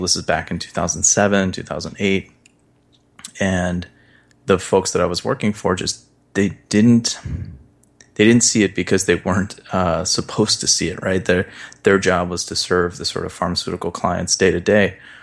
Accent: Midwest, United States; I grew up in the Midwest.

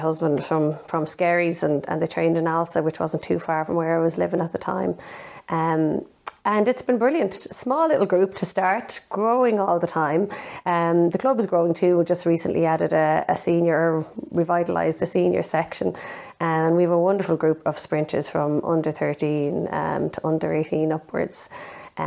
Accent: Carrigtwohill, County Cork, Ireland; I'm from Carrigtool in County Cork originally and ran there with my brothers and sisters in our local club, Carrigtool AC, for a number of years.

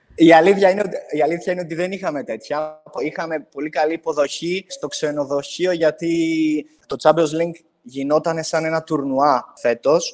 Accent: Katerini, Central Macedonia, Greece; είμαι από την Κατερίνη

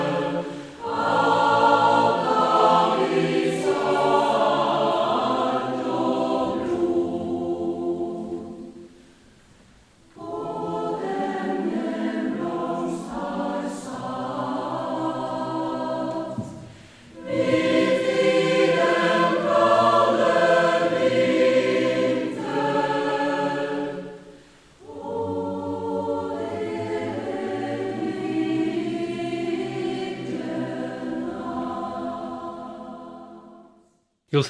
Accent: Bolton, North West England, United Kingdom; also born or lived in Glasgow, Scotland; now in Norway; much of my childhood was spent in the north of England, in the old cotton mill town of Bolton

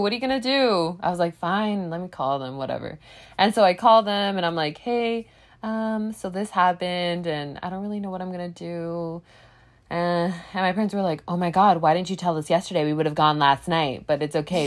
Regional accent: United States; I was raised in America

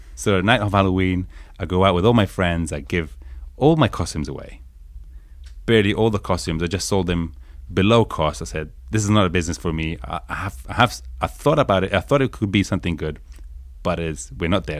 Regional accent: Italy; moved away as an adult; also born or lived in Guildford, Surrey, England; now in New York, United States; North of Italy, between Milan and Turin, in a small city of ten thousand people, a village called Sanpia.

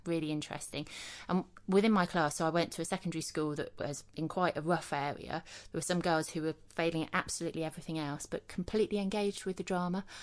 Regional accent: Leicester, East Midlands, United Kingdom; I grew up in Leicester in the East Midlands

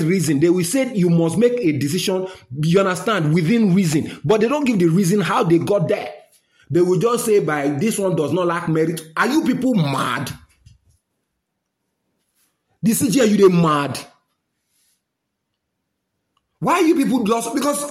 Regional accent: Nigeria; I'm a Nigerian

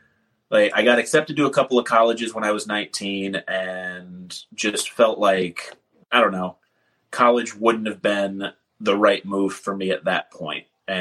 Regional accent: Champaign, Illinois, United States; also born or lived in Milwaukee, Wisconsin; I moved around a bunch as a kid. I was born in Milwaukee, but I call Champaign, Illinois home because that's where I was from 14 to about 19.

